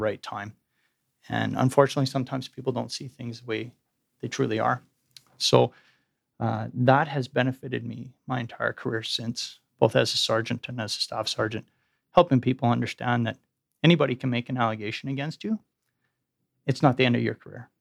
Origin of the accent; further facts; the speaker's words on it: Edmonton, Alberta, Canada; I grew up in Edmonton, as you indicated, went to the U